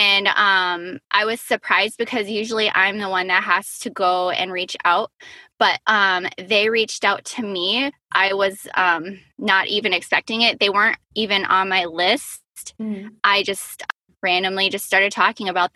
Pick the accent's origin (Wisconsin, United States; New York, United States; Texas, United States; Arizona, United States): Wisconsin, United States; Black Creek; I am from Black Creek, Wisconsin, which is a little tiny town, which is right outside of Appleton, Wisconsin